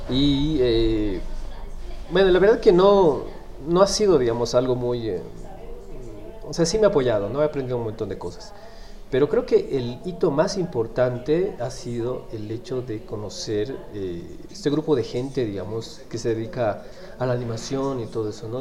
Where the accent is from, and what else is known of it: Bolivia